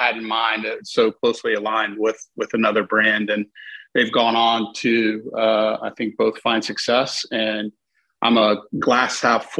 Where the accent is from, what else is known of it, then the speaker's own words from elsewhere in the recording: Houston, Texas, United States; the kind I grew up with here in Houston, just right up Shepherd near 24th, near the HEB.